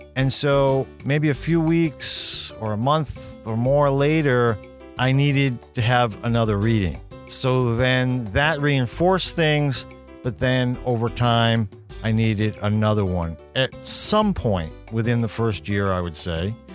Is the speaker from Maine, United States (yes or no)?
yes; Maine, United States; my home state of Maine